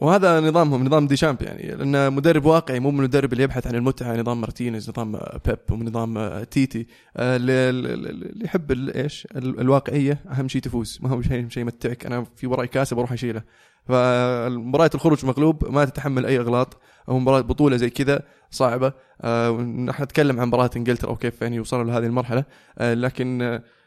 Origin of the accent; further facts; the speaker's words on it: Saudi Arabia; نحن كسعوديين